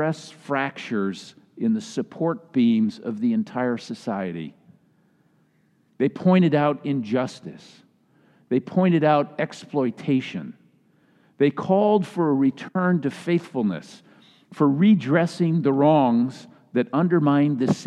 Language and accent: English; Minnesota, United States; moved away; My home state of Minnesota